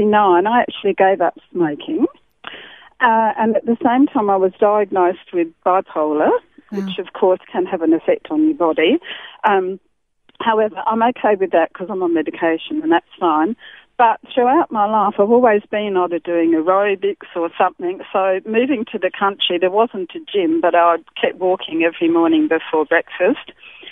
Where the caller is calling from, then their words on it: Laura, South Australia, Australia; Laura, Steinhut area.